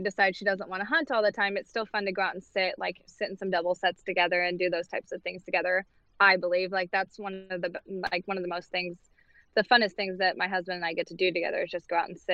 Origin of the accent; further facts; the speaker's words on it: Southwest Missouri area, Northwest Arkansas, United States; now in Boonville, United States; I'm from Northwest Arkansas, Southwest Missouri area